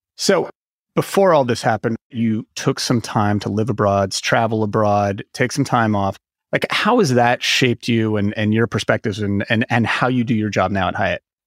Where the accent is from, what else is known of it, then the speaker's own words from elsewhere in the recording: California, United States; I am a Californian at heart